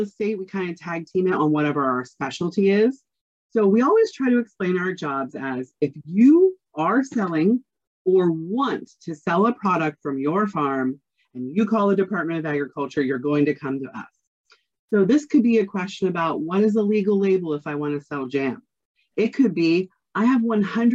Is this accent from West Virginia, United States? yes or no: yes; Ohio County, West Virginia, United States; I am originally from Ohio County.